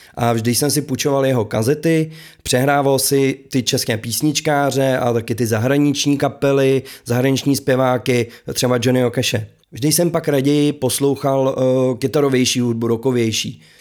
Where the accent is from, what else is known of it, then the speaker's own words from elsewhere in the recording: Králův Dvůr, Central Bohemian Region, Czechia; u nás v Králováku ve svých patnácti letech